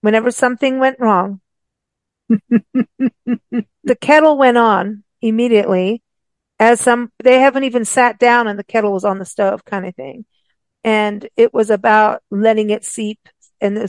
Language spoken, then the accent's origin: English; South Africa; we grew up with rooibos in South Africa